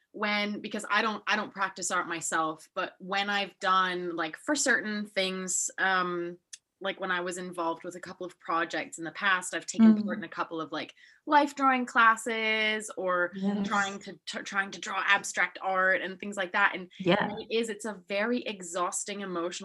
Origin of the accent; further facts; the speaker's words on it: Salzburg, Austria; Yeah, and we come from Salzburg, Austria, where if you're not a banker or a lawyer, you are nothing.